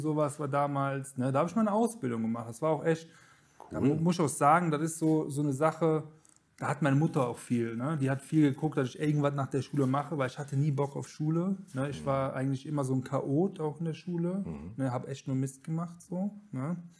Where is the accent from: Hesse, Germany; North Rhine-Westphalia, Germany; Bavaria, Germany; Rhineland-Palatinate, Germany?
Rhineland-Palatinate, Germany; Kettig; also born or lived in Herrenberg, Baden-Württemberg; das ist das Dorf, wo ich aufgewachsen bin, so ein kleines 3000 Einwohner-Dorf. Ja, da bin ich aufgewachsen.